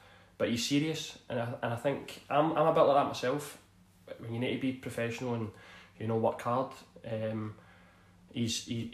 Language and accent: English; Glasgow, Scotland, United Kingdom; also born or lived in Tollcross, Glasgow; I grew up in Toll Cross, which is about 15 minutes from here, east end of Glasgow, and then I moved to Denison when I was 8, 7 or 8